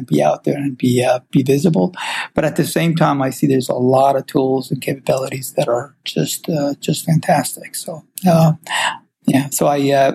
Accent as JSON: {"language": "English", "country": "Iran", "tie": "born or raised there", "also_born_or_lived": "St. Louis, United States", "moved": "yes", "lives_now": "California, United States", "said": "I originally grew up, I'm from Iran myself, originally, so that's where I was born, and I immigrated to U.S. around 78, so that's, I went and ended up going to high school here, around Midwest, actually, St. Louis area"}